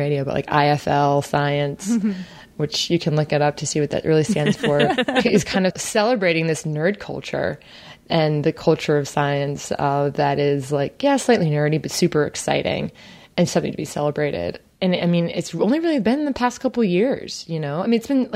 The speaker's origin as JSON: {"language": "English", "area": "Jersey Shore", "region": "New Jersey", "country": "United States", "tie": "born or raised there", "said": "Growing up in the Jersey Shore"}